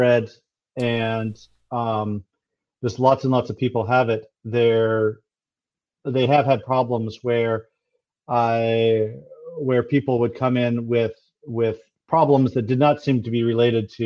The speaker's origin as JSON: {"language": "English", "country": "United States", "moved": "as an adult", "lives_now": "New Zealand", "said": "you can tell from my accent, I've come here from the US"}